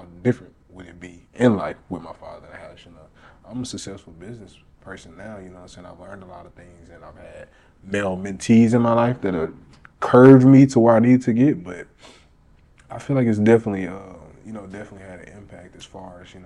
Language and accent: English; Little Rock, Arkansas, United States; now in Dallas, United States; I'm from Little Rock, currently staying in Dallas